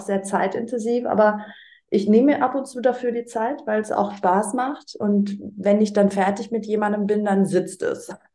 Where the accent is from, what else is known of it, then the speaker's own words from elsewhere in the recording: Greece; das als Griechin